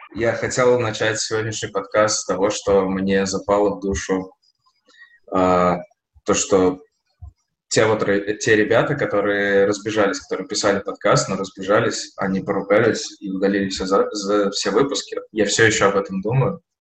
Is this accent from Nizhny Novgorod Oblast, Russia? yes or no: yes; Nizhny Novgorod, Nizhny Novgorod Oblast, Russia; now in Saint Petersburg, Russia; Мы росли в Нижнем Новгороде, я, моя жена, мои друзья